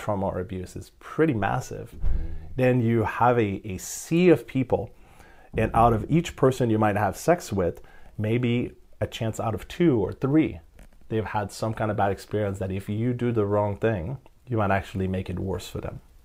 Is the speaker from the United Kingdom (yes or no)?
no; Canada; I'm Canadian